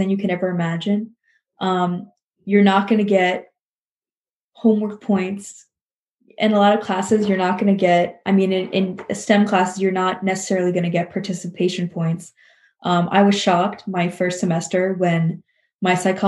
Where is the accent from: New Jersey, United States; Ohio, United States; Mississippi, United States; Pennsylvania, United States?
New Jersey, United States; Princeton; I work at a gynecology and fertility clinic and doctor's office for women's health in Princeton, New Jersey